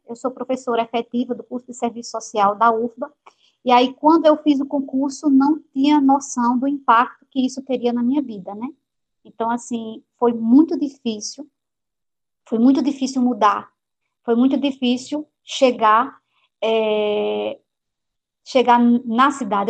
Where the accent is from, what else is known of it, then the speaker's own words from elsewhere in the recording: Juazeirinho, Paraíba, Brazil; accent: interior; moved away as an adult; also born or lived in Campina Grande, Brazil; now in Salvador, Brazil; eu me criei em Juazeirinho, né, na zona rural